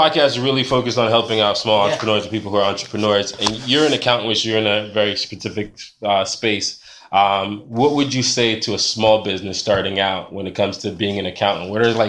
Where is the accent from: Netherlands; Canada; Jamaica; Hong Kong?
Jamaica; also born or lived in Bronx, New York; now in United States; I'm from Jamaica. I'm an immigrant.